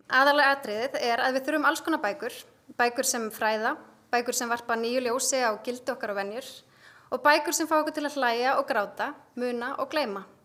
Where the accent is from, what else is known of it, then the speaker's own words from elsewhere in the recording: Akranes, Western Region, Iceland; heimabænum mínum Akranissi